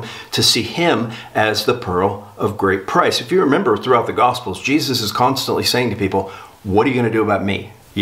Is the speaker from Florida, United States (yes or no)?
yes; South Florida, United States; I grew up in South Florida